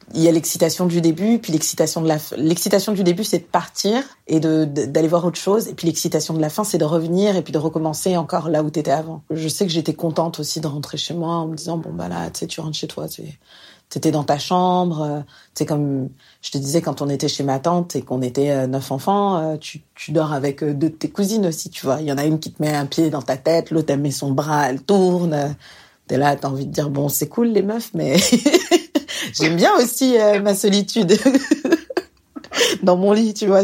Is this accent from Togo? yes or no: no; France; moved away as an adult; now in Montreal, Canada; je vis actuellement à Montréal, donc euh, je suis française, je vis ici maintenant depuis 5 ans